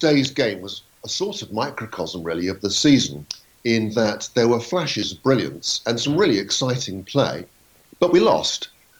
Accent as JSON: {"language": "English", "region": "London", "country": "United Kingdom", "moved": "as an adult", "said": "I was 18 years old that year. It was the year I started at university. I came down from London to start at Southampton University to read law"}